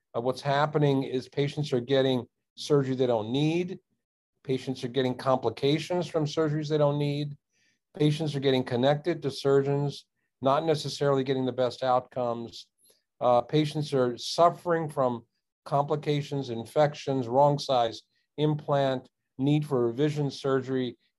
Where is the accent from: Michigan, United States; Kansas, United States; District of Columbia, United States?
District of Columbia, United States; Washington; I grew up in the Washington, D.C. area, became a surgeon, practiced for 30 years.